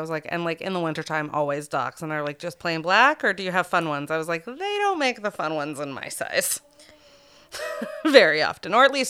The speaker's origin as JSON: {"language": "English", "town": "Greenville", "region": "Maine", "country": "United States", "tie": "born or raised there", "said": "was grown up at Junction Farm in Greenville, Maine, my hometown."}